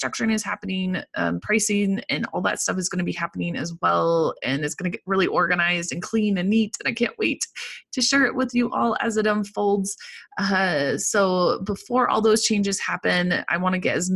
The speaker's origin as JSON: {"language": "English", "region": "Colorado", "country": "United States", "said": "I'm from Colorado"}